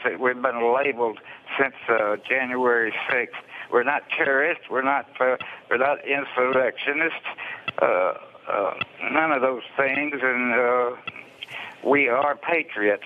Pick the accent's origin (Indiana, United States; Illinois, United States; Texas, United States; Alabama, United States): Alabama, United States; I'm from Alabama